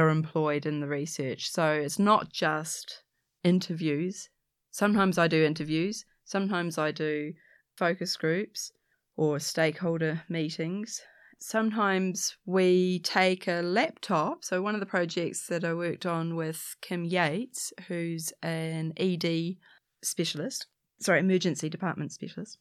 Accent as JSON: {"language": "English", "country": "New Zealand", "said": "it's in Auckland, Aotearoa, New Zealand, I'm a Kiwi, I'm a Pakeha, this is my, this is my home"}